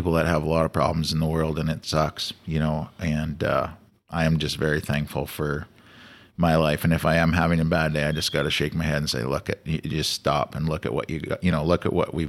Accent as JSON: {"language": "English", "region": "Saskatchewan", "country": "Canada", "tie": "born or raised there", "said": "a farm boy growing up in Saskatchewan"}